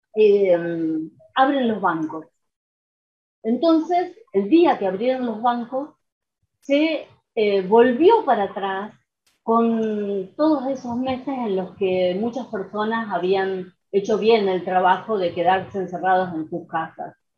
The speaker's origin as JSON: {"language": "Spanish", "town": "San Francisco", "region": "Córdoba", "country": "Argentina", "moved": "as an adult", "lives_now": "Rosario, Argentina", "said": "yo soy de San Francisco, de Córdoba"}